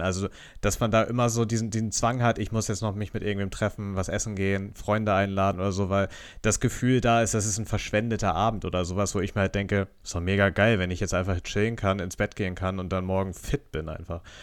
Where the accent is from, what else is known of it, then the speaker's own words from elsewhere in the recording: Northern Germany, Germany; als Norddeutscher